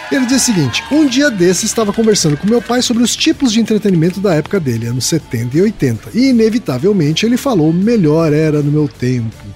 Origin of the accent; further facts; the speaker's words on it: Minas Gerais, Brazil; principalmente para o sul de Minas, na minha cidade natal